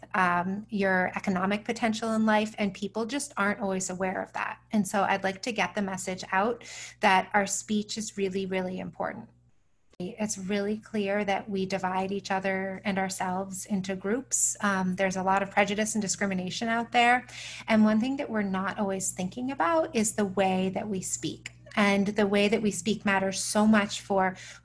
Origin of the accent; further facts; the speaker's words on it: United States; as an American